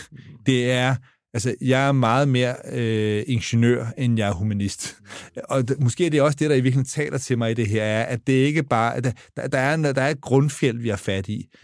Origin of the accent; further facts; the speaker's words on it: Denmark; jeg er dansker